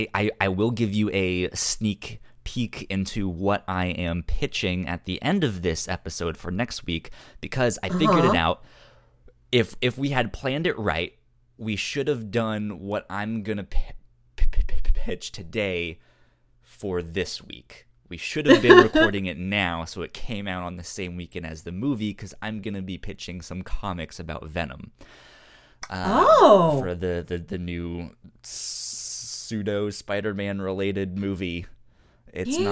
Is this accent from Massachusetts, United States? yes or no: yes; Massachusetts, United States; I was born in Massachusetts